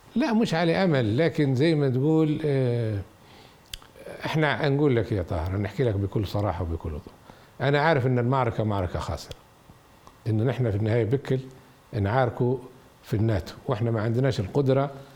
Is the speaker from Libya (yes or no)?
yes; Benghazi, Cyrenaica, Libya; also born or lived in Dublin, Ireland / Galway, Ireland; مدينه بنغازي مدينتي